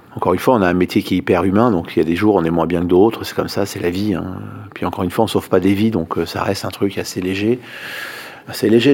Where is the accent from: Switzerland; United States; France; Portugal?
France; Paris, Île-de-France; Quand on est parisien comme je le suis